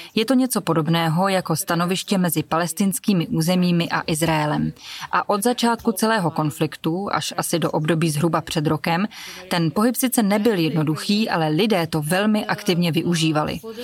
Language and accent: Czech; Donetsk, Donetsk Oblast, Ukraine; moved away; Doněck, já tu mluvím hlavně o něm, protože to je město, odkud pocházím